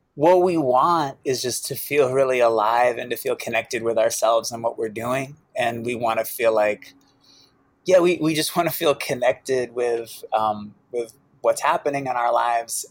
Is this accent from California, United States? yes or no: no; Boston, Massachusetts, United States; I grew up in Boston